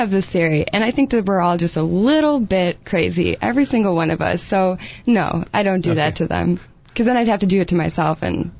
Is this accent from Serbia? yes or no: no; England, United Kingdom; born there; I was born in England.